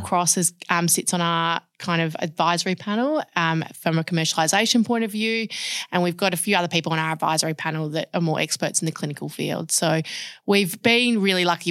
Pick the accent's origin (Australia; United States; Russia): Australia; Perth, Western Australia; born and bred in Perth.